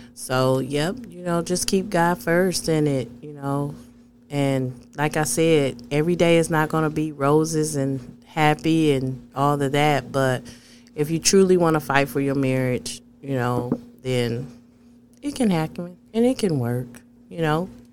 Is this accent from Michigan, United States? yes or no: yes; Flint, Michigan, United States; I'm from Flint.